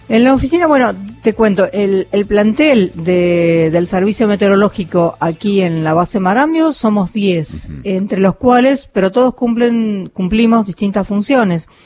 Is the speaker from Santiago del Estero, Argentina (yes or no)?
no; 25 de Mayo, Buenos Aires Province, Argentina; now in Tandil, Argentina; yo vivo en la localidad de Tandil, pero soy eh, también bonaerense del, eh, de la ciudad de 25 de mayo